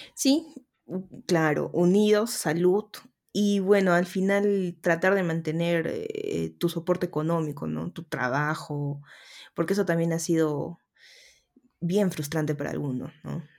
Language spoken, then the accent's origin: Spanish; Arequipa, Peru; yo soy arequipeña. Si escuchan un poquito el dejo, se aguantan nomás